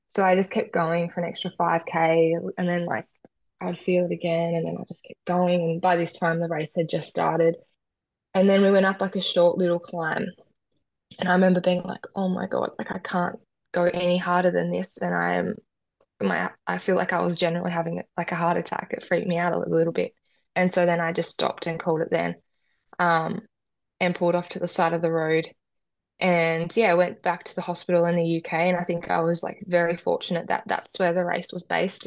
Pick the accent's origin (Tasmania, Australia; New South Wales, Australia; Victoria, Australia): Tasmania, Australia; Perth; I grew up in Tassie